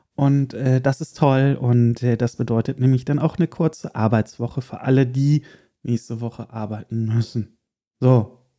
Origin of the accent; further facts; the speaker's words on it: Erkelenz, North Rhine-Westphalia, Germany; moved away; wieder in mein geliebtes Erkelenz, in die Heimat